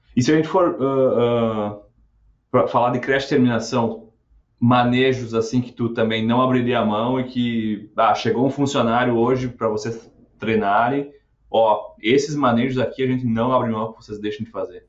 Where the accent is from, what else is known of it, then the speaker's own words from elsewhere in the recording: Rio Grande do Sul, Brazil; lá no sul, lá de onde eu venho, lá do Rio Grande do Sul